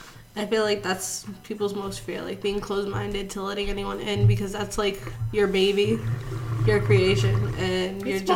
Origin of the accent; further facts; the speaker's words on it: Worcester, Massachusetts, United States; we're from Worcester